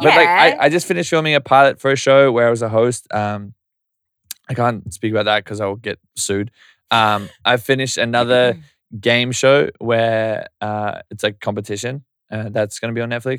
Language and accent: English; Yeppoon, Queensland, Australia; I'm from Yeppoon. Central Queensland. Look it up. We're trying to put it on the map.